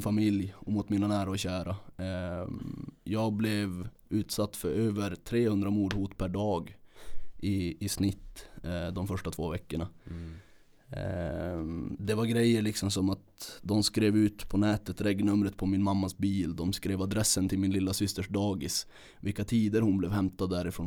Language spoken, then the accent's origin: Swedish; Kiruna, Norrbotten County, Sweden; uppvuxen här i Kiruna